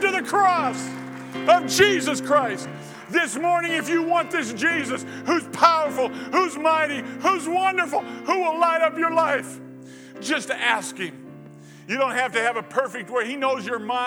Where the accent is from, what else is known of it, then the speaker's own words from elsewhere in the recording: United States; I was born in America